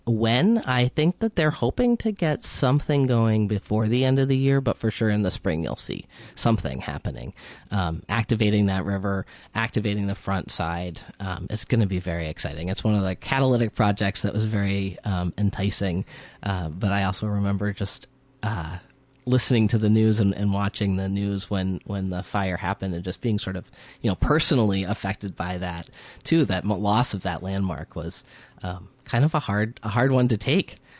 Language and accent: English; Hartford, Connecticut, United States; moved away as an adult; now in Northfield, United States; originally, I am from, uh, Hartford, Connecticut, the capital city of a tiny state